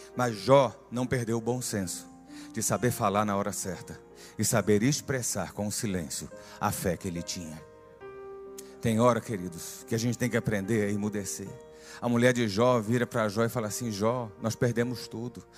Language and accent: Portuguese; Northeast Region, Brazil; meu sangue nordestino